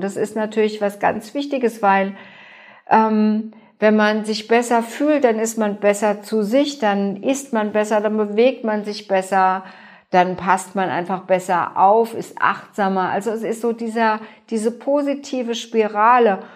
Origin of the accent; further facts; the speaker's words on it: Germany; bei uns in Deutschland